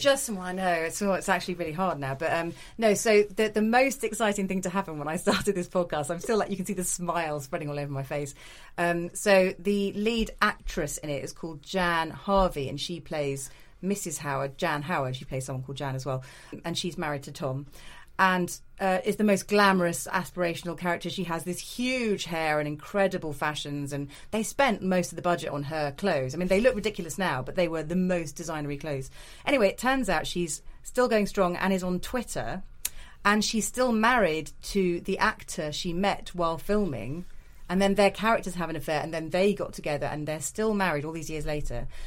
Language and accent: English; the Midlands, England, United Kingdom; I grew up in the Midlands